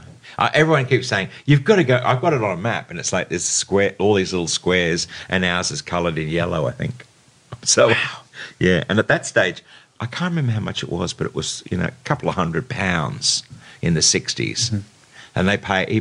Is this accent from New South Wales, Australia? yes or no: yes; Sydney, New South Wales, Australia; born or raised there; also born or lived in England